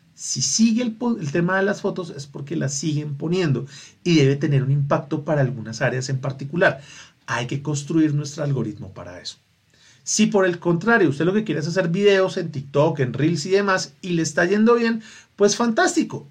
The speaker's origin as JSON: {"language": "Spanish", "region": "Bogotá", "country": "Colombia", "said": "Porque es mi ciudad, porque soy rolo"}